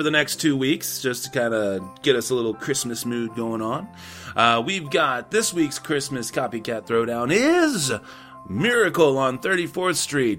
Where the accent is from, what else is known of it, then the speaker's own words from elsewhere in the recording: Texas, United States; I'm from Texas